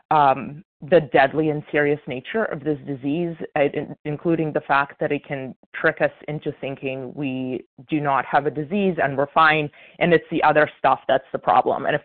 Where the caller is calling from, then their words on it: Illinois, United States; This is uh … a recovered compulsive overeater from Illinois.